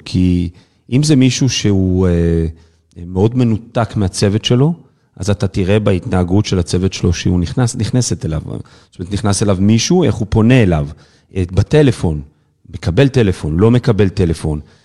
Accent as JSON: {"language": "Hebrew", "area": "the Krayot", "region": "Haifa District", "country": "Israel", "tie": "born or raised there", "also_born_or_lived": "Kiryat Yam / Kiryat Ata", "said": "כל חיי גדלתי וצמחתי בקריות, אני יליד בקריית ים, אחר כך עברתי לקריית אתא"}